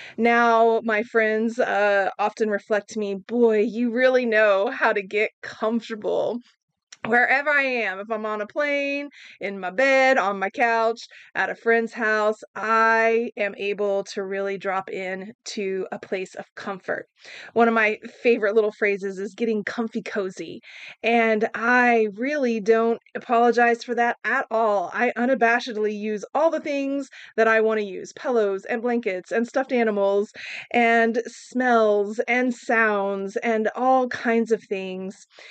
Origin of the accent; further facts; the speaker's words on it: Oklahoma, United States; I grew up in Oklahoma